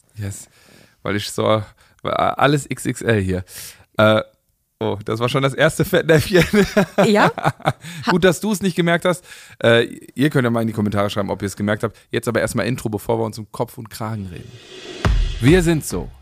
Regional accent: Germany; wir sind äh, Deutsche, alles klar, wir sind ordentlich, pünktlich, sauber

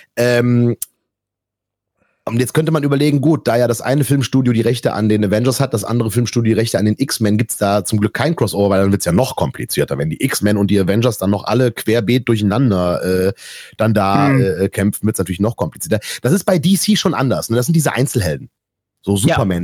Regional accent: Erkrath, North Rhine-Westphalia, Germany; hier in, in Erkrath, meiner Heimatstadt.

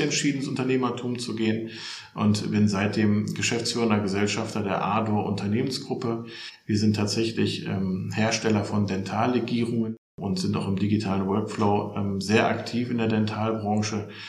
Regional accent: Solingen, North Rhine-Westphalia, Germany; also born or lived in Hilden; Ich bin äh, geboren im Bergischen Land in Solingen und äh, wohne tatsächlich in Hilden bei Düsseldorf.

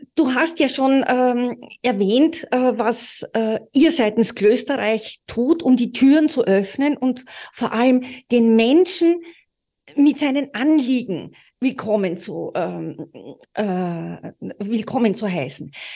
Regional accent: Austria; Wir sind beide Österreicher

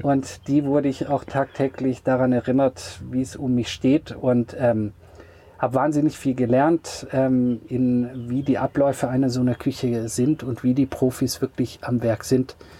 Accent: Radolfzell, Baden-Württemberg, Germany; moved away as an adult; also born or lived in New York / Freiburg / Paris; aufgewachsen bin ich ja am Bodensee

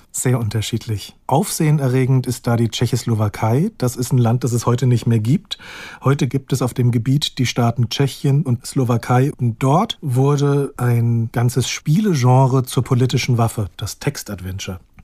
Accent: near Frankfurt, Hesse, Germany; Ich bin ja in der Nähe von Frankfurt aufgewachsen

